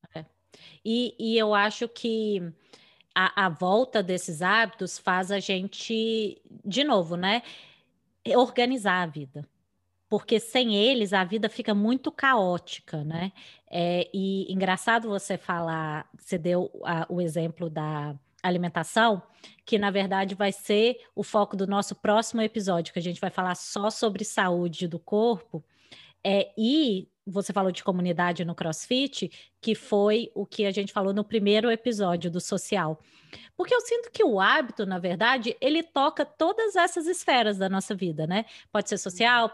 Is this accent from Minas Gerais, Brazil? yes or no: yes; Minas Gerais, Brazil; moved away; Minas, que é de onde eu sou